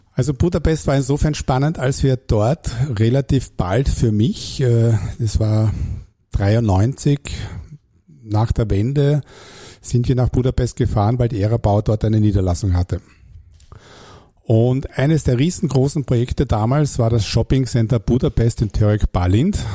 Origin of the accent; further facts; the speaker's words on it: Hamburg, Germany; accent: German; moved away as an adult; also born or lived in Klagenfurt, Carinthia, Austria; now in Austria; Ich bin aber gebürtiger Klagenfurter und bin dann mit acht Jahren nach Hamburg gekommen, wo ich dann aufgewachsen bin, zur Schule gegangen bin